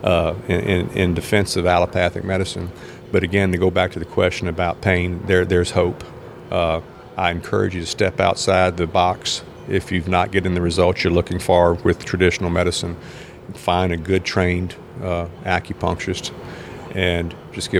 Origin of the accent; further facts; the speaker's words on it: Southern United States, United States; I'm a Southern boy born in the United States. I mean, I'm an American through and through